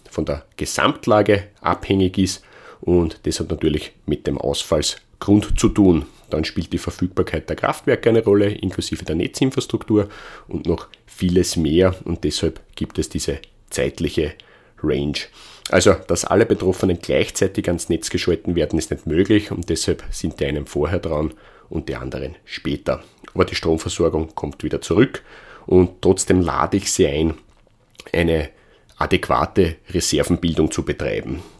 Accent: Austria; Bei uns in Österreich

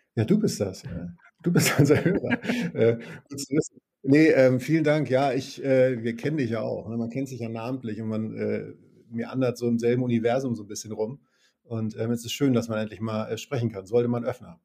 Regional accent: Northern Germany, Germany; ich stamme aus Norddeutschland

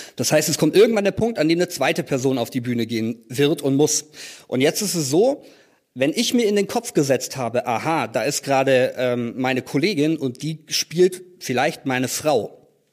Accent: Tübingen, Baden-Württemberg, Germany; in Tübingen, das ist meine Heimatstadt, in der ich auch äh, gerade lebe

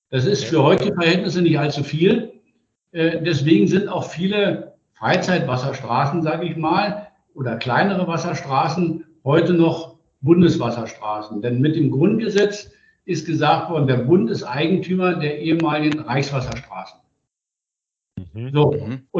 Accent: Zehdenick, Brandenburg, Germany; Ich äh, stamme aus Zedenick. Das ist ein kleines Hafenstädtchen, 60 Kilometer nördlich von Berlin.

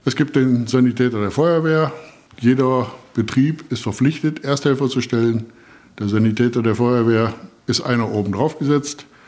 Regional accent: Vasbeck, Hesse, Germany; bei uns in Fassberg

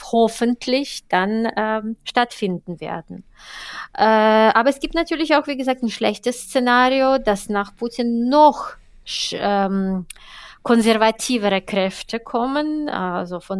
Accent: Saint Petersburg, Russia; Die zweite Stadt ist meine Heimatstadt St.

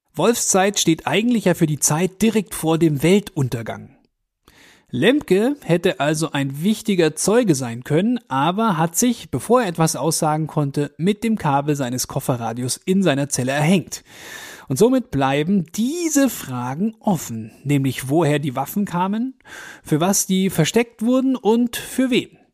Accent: Augsburg, Bavaria, Germany; bei uns in Augsburg

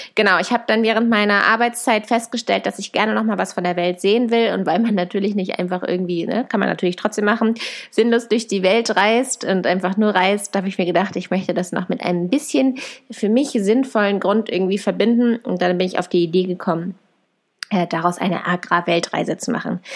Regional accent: Germany; meinem Heimatland, nach meiner Familie

